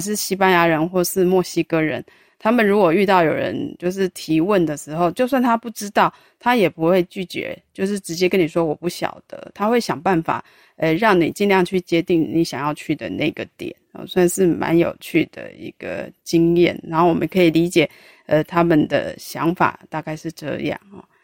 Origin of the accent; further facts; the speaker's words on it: Taiwan; 我是台湾这样子，我是台湾的啊